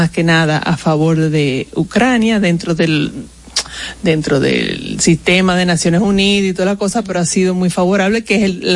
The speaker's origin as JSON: {"language": "Spanish", "country": "France", "moved": "yes", "lives_now": "Dominican Republic", "said": "para mí como francesa"}